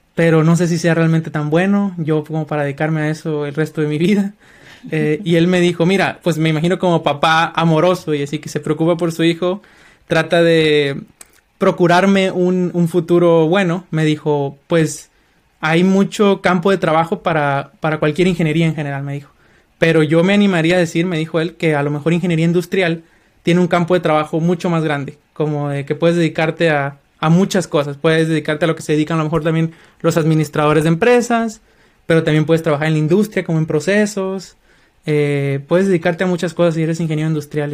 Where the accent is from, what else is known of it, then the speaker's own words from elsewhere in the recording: Culiacán, Sinaloa, Mexico; moved away as an adult; also born or lived in Colima, Mexico; now in United States; soy mexicano, eh, originario de Culiacán, Sinaloa.